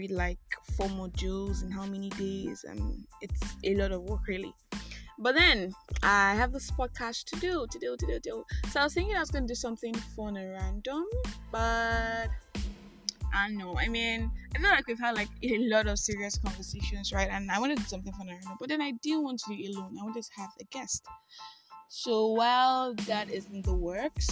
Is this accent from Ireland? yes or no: no; Nigeria; I am that Nigerian